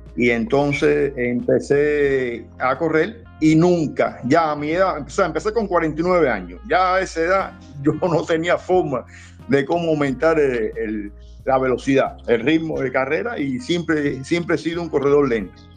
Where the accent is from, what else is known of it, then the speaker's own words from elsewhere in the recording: Isla de la Juventud, Cuba; moved away as an adult; also born or lived in Matanzas; now in Havana, Cuba; soy natural de Matanza, pero casi toda mi vida la eché allá en, la isla de la juventud.